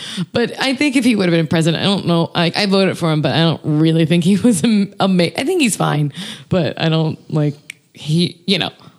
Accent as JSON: {"language": "English", "region": "the South", "country": "United States", "tie": "born or raised there", "said": "I'm from the South"}